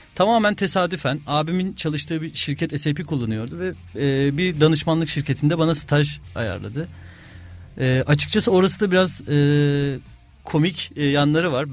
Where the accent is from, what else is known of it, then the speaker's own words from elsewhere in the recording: Istanbul, Turkey; also born or lived in Kocaeli / London; 1982 İstanbul doğumluyum. Ee, ilk ortaokul, lise İstanbul'da okudum.